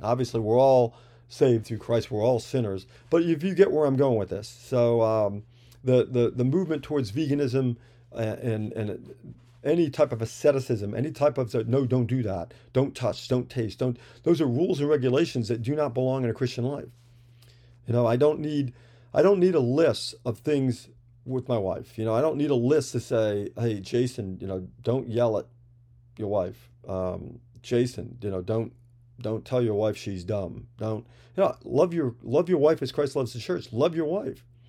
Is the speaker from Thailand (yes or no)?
no; New York, United States; I'm from New York, so we've always, I, if you know any New Yorkers, there's a lot of rich language, if you will, floating around